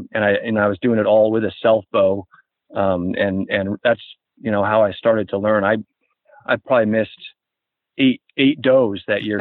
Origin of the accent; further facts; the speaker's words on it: Boston, Massachusetts, United States; I was born in Boston, and I would consider most of my youth to be a city rat.